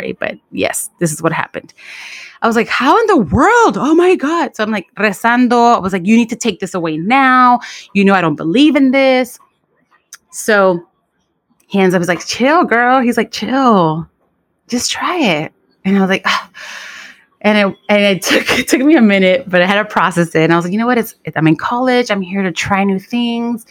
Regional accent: Los Angeles, California, United States; I grew up on Defiance Avenue in Watts

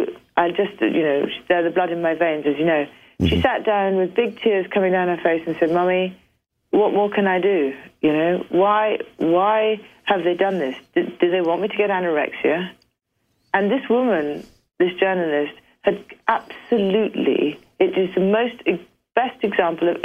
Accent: United Kingdom; I'm back being British again.

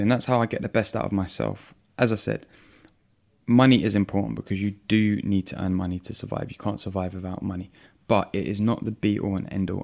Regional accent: London, United Kingdom; growing up in London with an Italian family

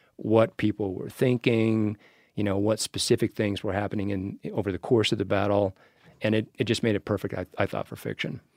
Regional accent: Wyoming, United States; moved away as an adult; also born or lived in Geneva; now in Missoula, United States; I was born and raised in Wyoming

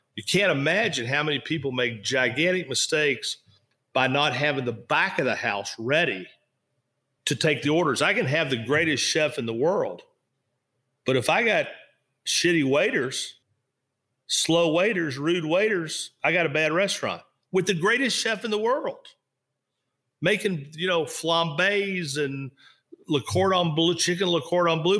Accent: Kentucky, United States; moved away; also born or lived in Florida; I was in Kentucky. I loved being in Kentucky.

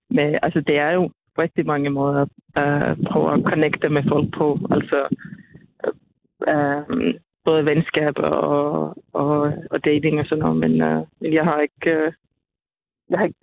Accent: Finland; now in Denmark; og jeg er jo lidt fra Finland, og, og min familie er for det meste bor derovre

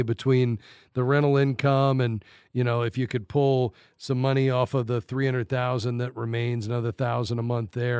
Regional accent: Fort Lauderdale, Florida, United States; moved away; I grew up in Fort Lauderdale

